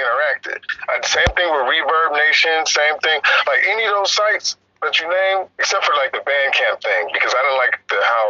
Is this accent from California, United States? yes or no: yes; Oakland, California, United States; I'm from East Oakland, so we don't listen to no fucking … and shit.